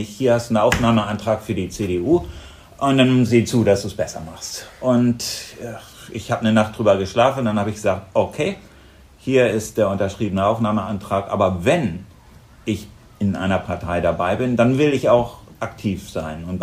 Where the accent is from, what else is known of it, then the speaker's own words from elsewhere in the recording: Buchholz, Lower Saxony, Germany; ich bin 57 Jahre alt, Bürgermeister der Stadt Buchholz. Ähm, ja, ich komme aus Buchholz, ähm, bin äh, hier zur Schule gegangen, ähm, habe hier mein Abi gemacht am Gymnasium am Kattenberg